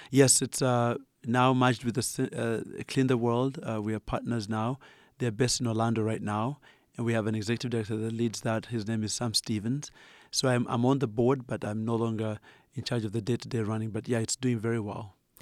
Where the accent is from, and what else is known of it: Uganda; accent: Ugandan; moved away